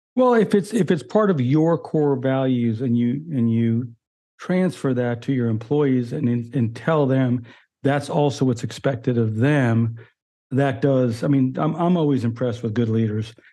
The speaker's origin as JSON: {"language": "English", "region": "New York", "country": "United States", "tie": "born or raised there", "said": "I grew up near New York City"}